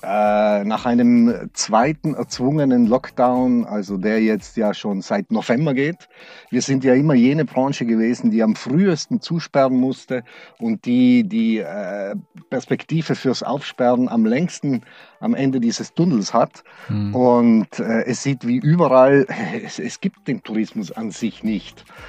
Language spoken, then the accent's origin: German; Brixen, Trentino-Alto Adige, Italy; moved away as an adult; now in Black Forest, Germany; Ich bin Südtiroler. Mhm. Ich bin äh, äh, meine Heimat ist Südtirol, aber das Schwarzwald ist meine zweite Heimat geworden.